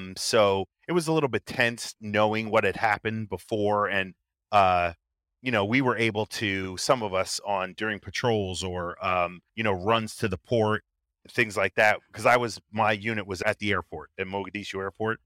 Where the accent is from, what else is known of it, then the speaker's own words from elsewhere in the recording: New Jersey, United States; In, uh, New Jersey, right on the beach